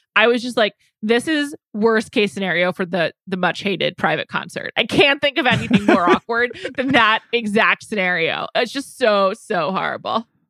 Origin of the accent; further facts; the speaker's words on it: New York City, New York, United States; I'm from New York City, I'm from the Upper West Side